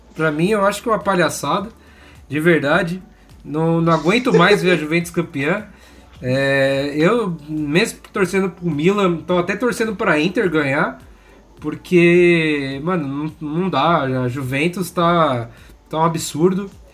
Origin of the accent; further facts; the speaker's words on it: Brazil; Eu, como brasileiro